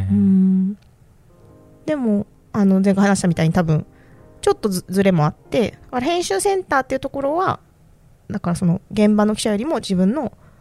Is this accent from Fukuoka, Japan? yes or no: yes; Fukuoka, Japan; moved away; もともともともと福岡出身だから